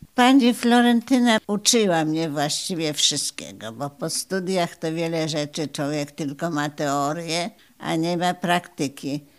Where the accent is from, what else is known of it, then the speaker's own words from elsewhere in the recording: Opoczno, Łódź Voivodeship, Poland; moved away as an adult; now in Radom, Poland; Przyjechałam do Radomia z Opoczna, bo jestem tam, tam rodzina moja była i tam chodziłam do szkoły.